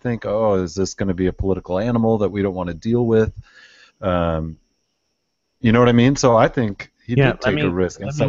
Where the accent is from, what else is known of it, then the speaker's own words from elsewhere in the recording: Michigan, United States; my home state team, the Detroit Lions